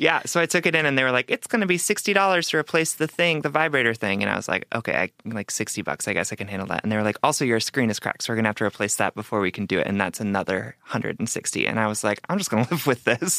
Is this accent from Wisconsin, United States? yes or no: yes; Wisconsin, United States; I'm from Wisconsin, right? So, yes, like, my parents could take me to restaurants as, like, at any age, and they could buy me booze